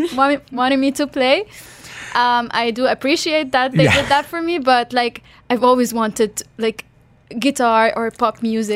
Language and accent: English; Lebanon; I grew up in Lebanon as well